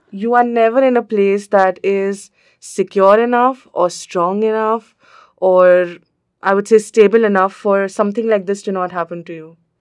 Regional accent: India; I am from India

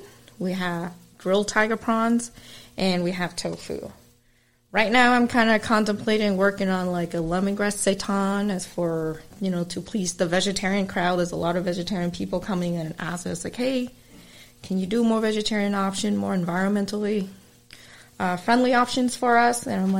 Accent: Malden, Massachusetts, United States; But I grew up in Malden area, and there's a big concentration of Vietnamese there.

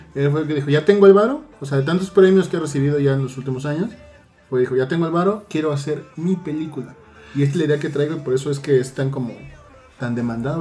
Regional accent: Mexico; como mexicanos

